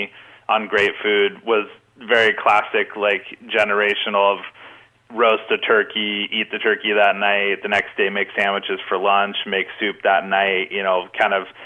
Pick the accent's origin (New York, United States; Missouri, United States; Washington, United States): Washington, United States; Olympia; Olympia, born and raised.